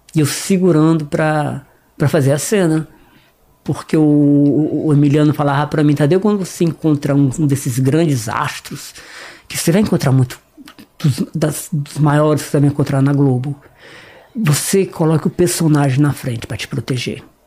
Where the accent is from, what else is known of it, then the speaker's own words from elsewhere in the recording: Northeast Region, Brazil; accent: nordestino; moved away; also born or lived in Fortaleza; eu sou nordestino.